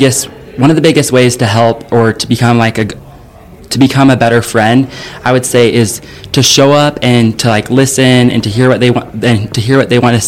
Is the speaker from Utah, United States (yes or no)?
yes; Utah, United States; now in Tennessee, United States; I was born in Utah and then I moved to Tennessee. I think it's been like three years ago.